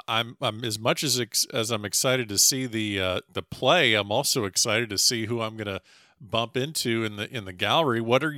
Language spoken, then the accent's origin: English; United States; I'm an American